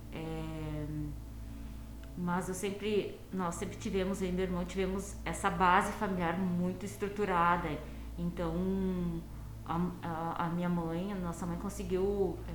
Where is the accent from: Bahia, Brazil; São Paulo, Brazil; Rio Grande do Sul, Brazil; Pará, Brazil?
Rio Grande do Sul, Brazil; Campo Bom; eu venho da cidade de Campo Bom, né, do Vale dos Sinos, em torno de 50 quilômetros daqui de Porto Alegre. Nasci há 33 anos atrás